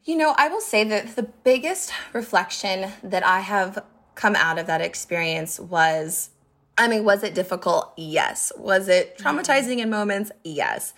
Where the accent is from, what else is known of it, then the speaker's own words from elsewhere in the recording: Montana, United States; moved away; also born or lived in Boise, Idaho; I moved to Boise. I'm from Montana